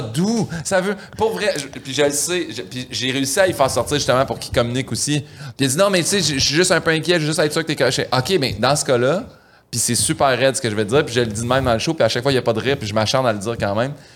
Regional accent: Saint-Hyacinthe, Quebec, Canada; moved away as an adult; also born or lived in Montreal; Saint-Hyacinthe, quand j'étais jeune

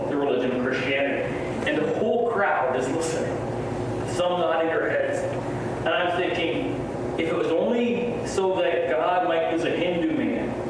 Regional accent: Canada; also born or lived in Nepal

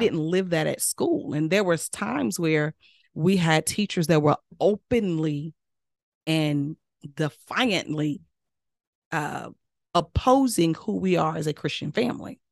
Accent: Mississippi, United States; I'm real Southern from Mississippi.

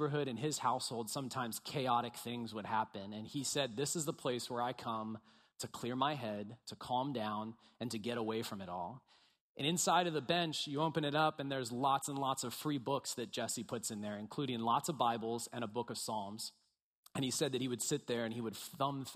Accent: Bel Air, Maryland, United States; moved away as an adult; now in Baltimore, United States; I grew up in Bel Air, went to Bel Air High School, go Bobcats.

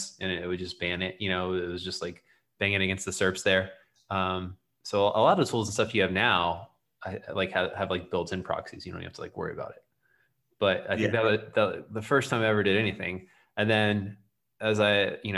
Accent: Florida, United States; being from Florida and like the South

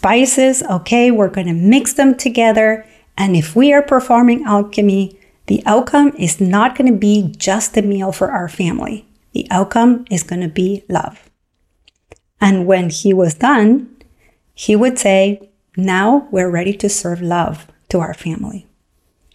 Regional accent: Argentina; moved away; When I grew up in Argentina, I grew up with a father who loved to cook

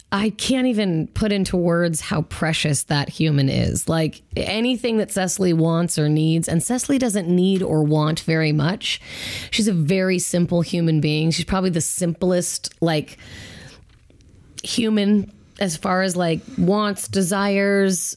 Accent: Federal Way, Washington, United States; I went to Federal Way High School

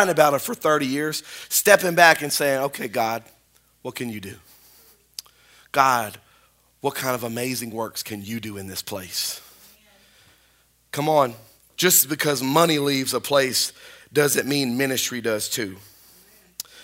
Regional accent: Spring Hill, United States; now in North Webster, United States; I'm from Spring Hill

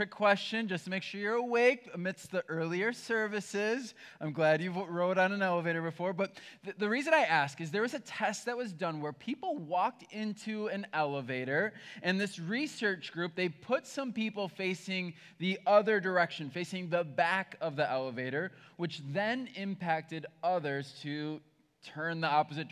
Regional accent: Berlin, United States; I grew up in Berlin, which is a tiny town

